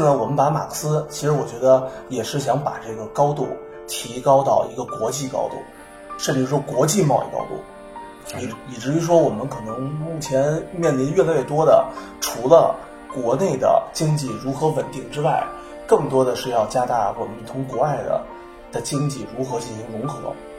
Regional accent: Beijing, China; 咱们都在北京生活

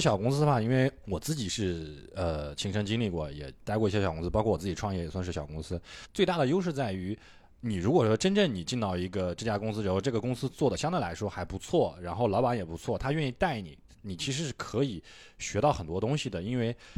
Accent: Suqian, Jiangsu, China; moved away as an adult; also born or lived in Nanjing; now in Shanghai, China; 宿迁，啊，因为我家是属于工薪阶层，然后，呃，爸妈都是属于就是算是半个农民这种

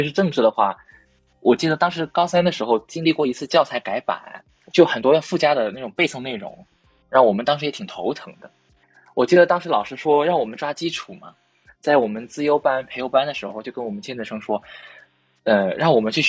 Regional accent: Hunan, China; 他说，因为我从湖南来的，就他每次都让我在人文地理讲题的时候要提供两个视角。

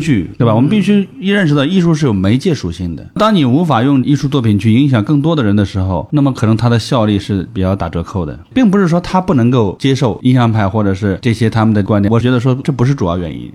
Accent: China; 我们中国人

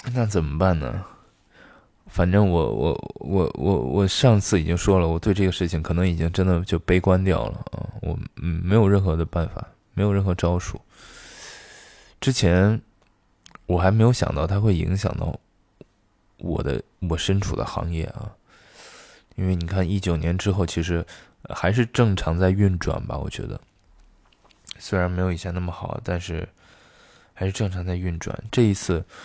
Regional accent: Xi'an, Shaanxi, China; now in Beijing, China; 我的老家西安

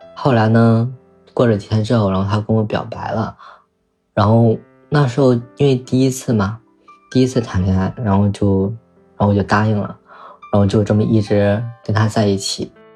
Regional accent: northern China, China; 我来自 ，嗯，北方的一个很小的一个城市

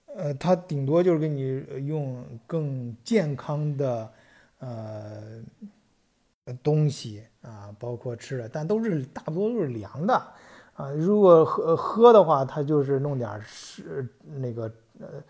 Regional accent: China; now in Germany; 但是咱们作为中国人来说，呃，可能会不太舒服啊

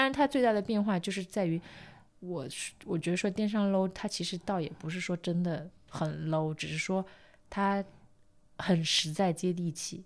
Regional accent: Jiangsu-Zhejiang area, China; 我们江浙这一带

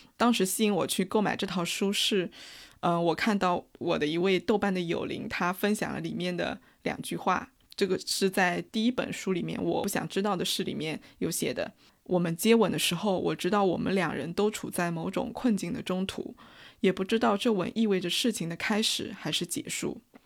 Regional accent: China; 我们中国人

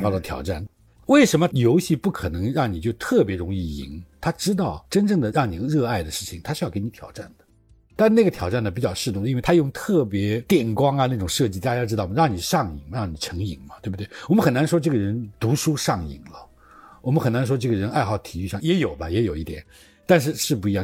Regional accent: China; 我们中国人

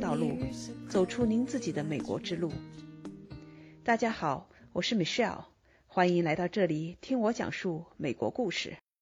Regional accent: China; moved away as an adult; also born or lived in Worcester, Massachusetts; now in United States; 在中国，咱们在城市长大的

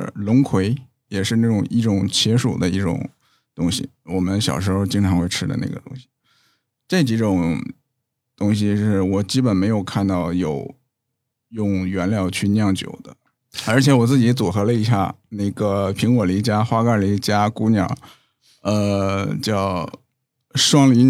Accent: Northeast China, China; 我是东北人啊

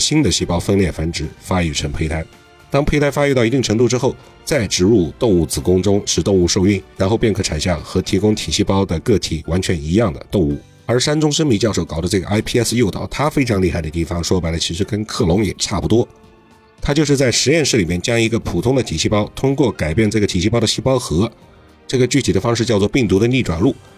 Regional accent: China; 我们中国人

